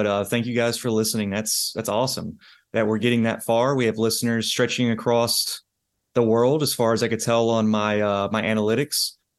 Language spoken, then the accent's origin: English; the South, United States; accent: Southern; That's no, my southern accent.